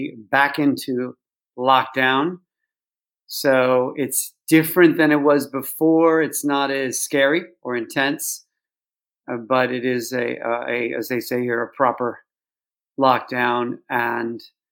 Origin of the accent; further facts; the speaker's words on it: Chicago, Illinois, United States; now in London, United Kingdom; I grew up in Chicago